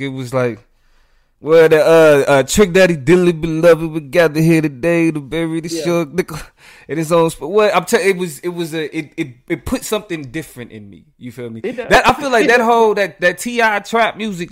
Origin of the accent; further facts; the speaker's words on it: Midwest, United States; we are from the Midwest